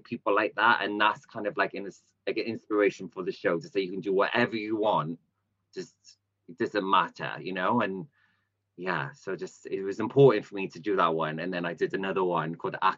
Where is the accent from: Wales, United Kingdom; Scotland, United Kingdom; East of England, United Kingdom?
Wales, United Kingdom; Cardiff; I'm from Cardiff